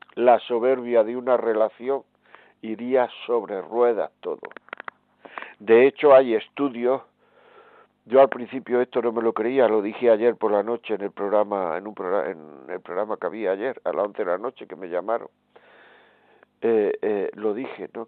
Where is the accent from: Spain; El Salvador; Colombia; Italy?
Spain; Granada, Andalusia; Granada, que es mi tierra